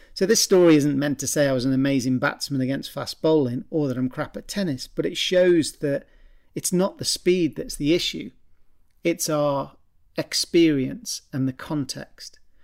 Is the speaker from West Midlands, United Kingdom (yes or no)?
yes; Stoke-on-Trent, West Midlands, United Kingdom; I'm from Stoke originally.